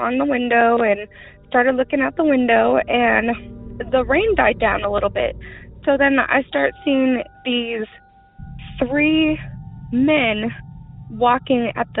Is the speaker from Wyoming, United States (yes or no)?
yes; Rock Springs, Wyoming, United States; also born or lived in Washington; I'm from Rock Springs, Wyoming